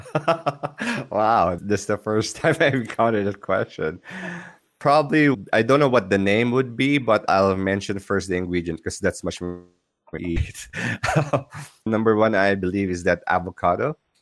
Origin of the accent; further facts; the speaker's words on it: Philippines; I'm from Philippines